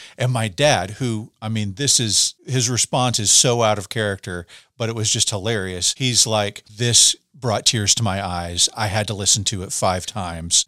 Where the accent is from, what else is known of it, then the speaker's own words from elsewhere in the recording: Arkansas, United States; I'm from Arkansas